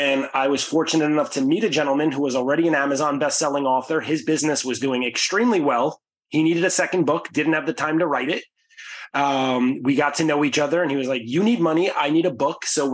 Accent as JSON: {"language": "English", "town": "New York City", "region": "New York", "country": "United States", "tie": "born or raised there", "said": "Growing up in the Bronx"}